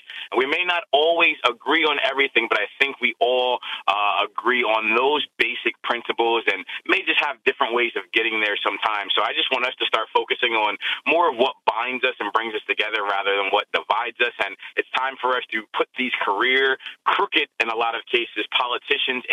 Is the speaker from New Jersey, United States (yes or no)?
yes; New Brunswick, New Jersey, United States; also born or lived in Newark, New Jersey; I'm originally from New Brunswick, New Jersey